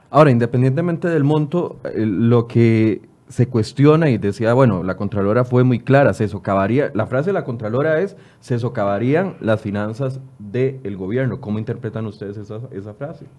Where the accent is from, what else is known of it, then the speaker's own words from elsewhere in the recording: Costa Rica; al final somos todos los costarricenses